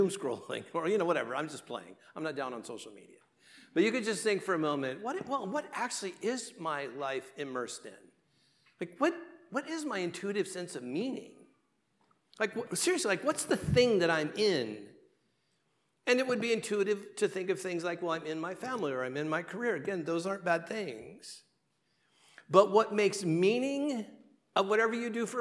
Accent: Southern California, United States; I'm from Southern California

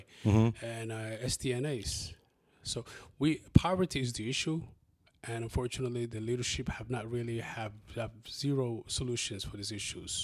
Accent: Columbus, Ohio, United States; English is a second language; also born or lived in Somalia / Kenya; the community that I grew up into in Linden

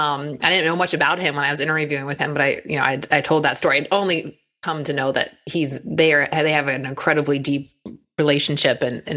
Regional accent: Sacramento, California, United States; moved away as an adult; also born or lived in Washington, D.C.; Sacramento where I grew up

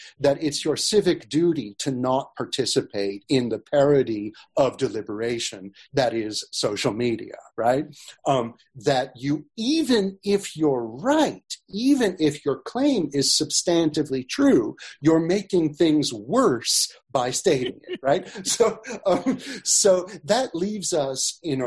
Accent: Sacramento, California, United States; Sacramento where I grew up

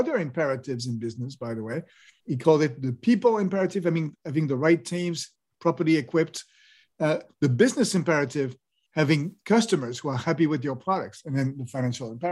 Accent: France; So I grew up in France

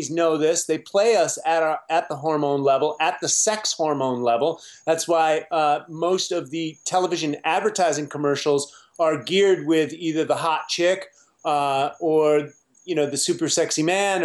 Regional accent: United States; I grew up on Captain Crunch and Pop-Tarts as most American children did

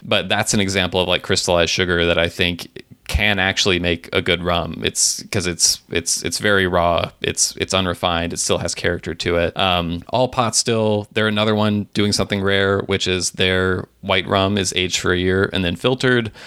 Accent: Tennessee, United States; my home state of Tennessee

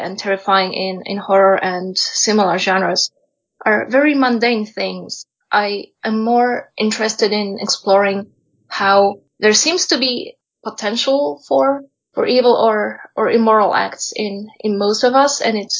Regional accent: Poland; moved away; I come originally from Poland, although I've been living elsewhere at different points of my life

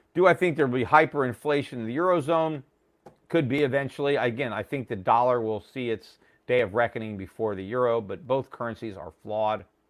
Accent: United States; As an American

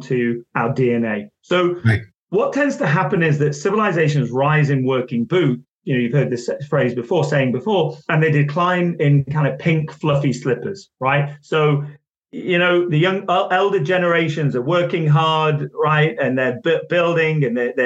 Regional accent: Manchester, North West England, United Kingdom; I was born in Manchester

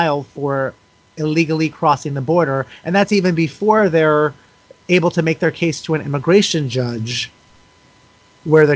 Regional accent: United States; allowed me to be born in this country and given that privilege, given that passport simply because I was born into this country

